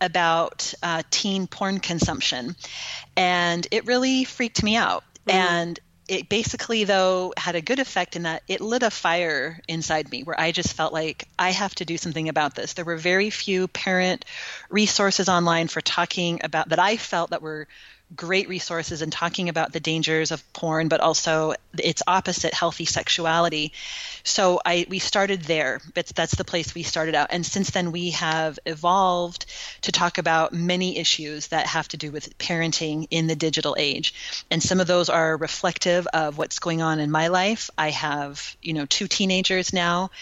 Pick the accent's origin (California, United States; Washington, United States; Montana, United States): California, United States; moved away as an adult; also born or lived in Utah; now in Texas, United States; I grew up in California